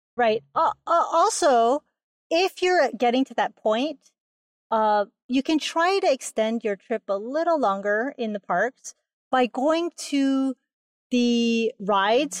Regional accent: Hawaii, United States; I am from Hawaii

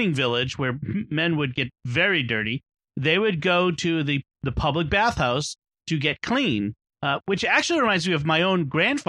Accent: United States; as an American with an American ear.

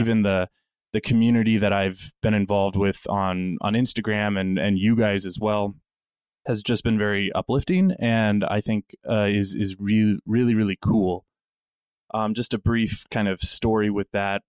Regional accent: Wyoming, United States; Growing up in Wyoming

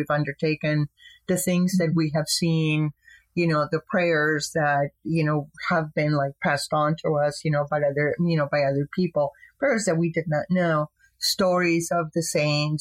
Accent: Tijuana, Baja California, Mexico; moved away; my hometown of Tijuana, Mexico

